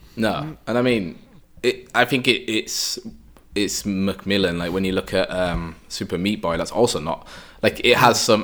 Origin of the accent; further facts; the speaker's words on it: United Kingdom; now in Vienna, Austria; I'm obviously a British guy